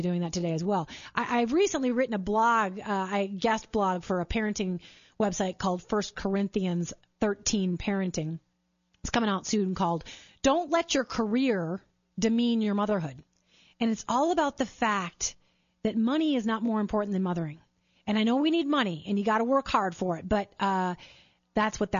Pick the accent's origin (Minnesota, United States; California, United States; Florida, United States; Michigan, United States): Minnesota, United States; I grew up in Minnesota